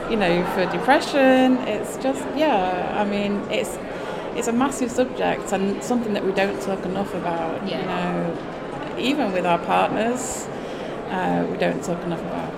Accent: the north of England, United Kingdom; I'm a Northerner.

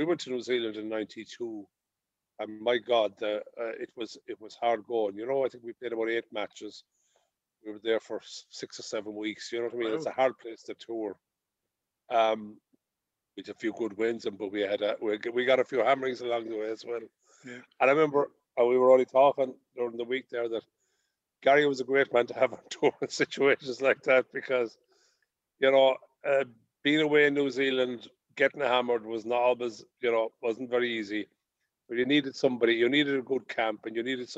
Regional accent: Kerry, Munster, Ireland; I'm from Kerry

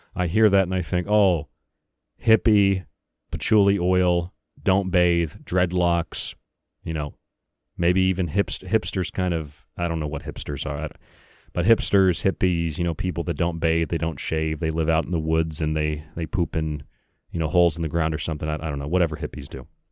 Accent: United States; I say that as an American

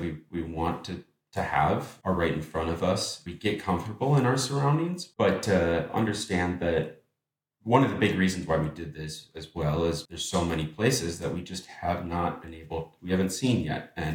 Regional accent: Minneapolis, Minnesota, United States; moved away as an adult; now in Amsterdam, Netherlands; moving abroad from Minneapolis, my hometown, that I lived for a decade, to Amsterdam now with my wife

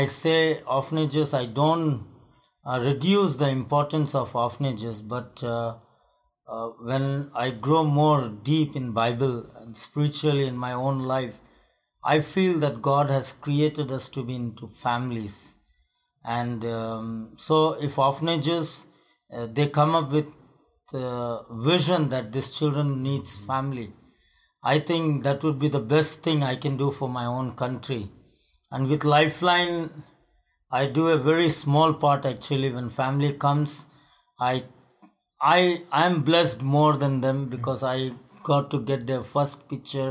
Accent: India; I am from India

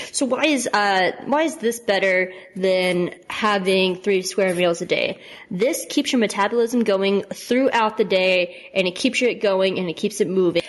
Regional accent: the South, United States; I'm from the South

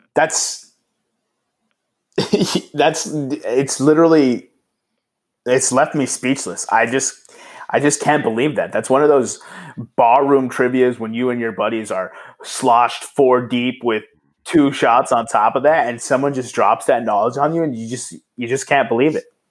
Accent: El Paso, Texas, United States; my hometown's not-for-profit

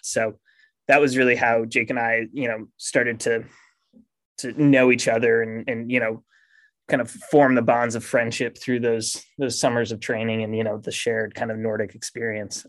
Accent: Maine, United States; moved away as an adult; I grew up in Maine

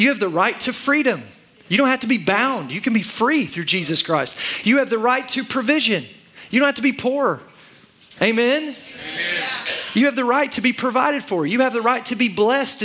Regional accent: Oklahoma, United States; also born or lived in Texas; I live most of my life in Oklahoma, so I'm an Okie

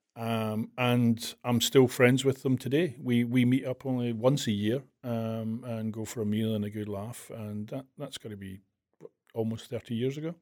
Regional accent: Glasgow, Scotland, United Kingdom; accent: Scottish; I was born in Glasgow in nineteen sixty-four

